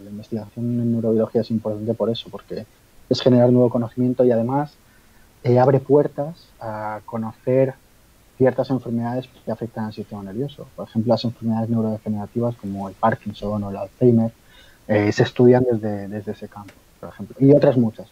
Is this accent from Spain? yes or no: yes; Spain; yo soy de aquí de España